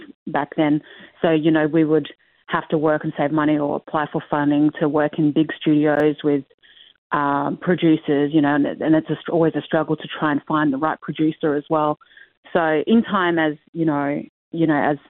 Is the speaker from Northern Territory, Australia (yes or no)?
yes; Darwin, Northern Territory, Australia; also born or lived in Perth, Australia / Torres Strait Islands (ancestry); now in Melbourne, Australia; I grew up in Darwin and moved to Perth and followed my dream in music to Melbourne